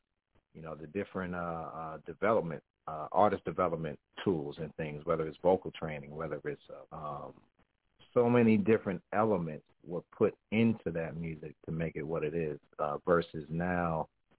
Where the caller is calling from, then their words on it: New Jersey, United States; I'm calling from Jersey, man. You know, and I like to just say Jersey because I lived all over Jersey.